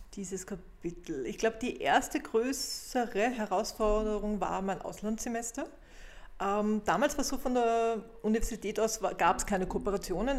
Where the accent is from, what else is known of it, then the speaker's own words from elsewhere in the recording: Vienna, Austria; bei uns in Wien